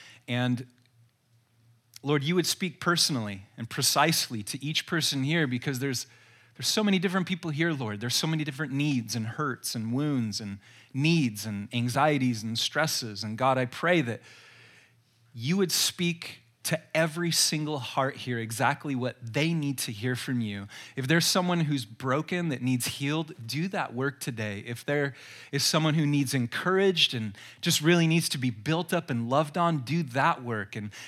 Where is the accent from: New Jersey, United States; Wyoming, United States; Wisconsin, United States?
Wyoming, United States; Jackson; also born or lived in Colorado / Utah; I'm not from Southern California. I never saw myself there. I was born in Jackson, Wyoming, lived in Wyoming, Colorado, Utah.